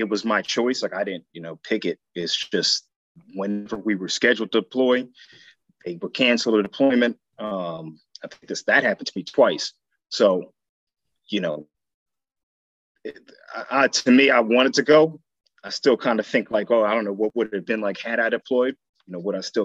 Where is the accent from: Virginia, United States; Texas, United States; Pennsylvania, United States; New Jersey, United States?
New Jersey, United States; Sayreville; moved away as an adult; also born or lived in Georgia / Philadelphia; I'm from New Jersey, Sayreville, New Jersey. High school there. That's pretty much where I did most of my growing up.